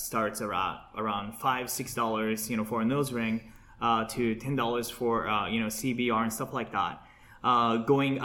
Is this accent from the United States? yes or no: no; Japan; moved away; I was born and raised in Japan, it's part of my culture